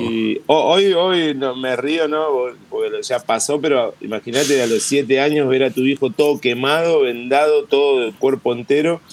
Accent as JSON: {"language": "Spanish", "country": "Argentina", "said": "soy argentino"}